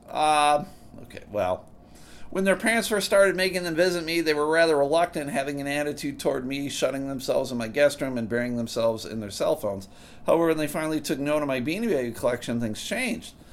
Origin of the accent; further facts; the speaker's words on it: outside of Buffalo, New York, United States; moved away as an adult; now in Grand Rapids, United States; I grew up outside of Buffalo, New York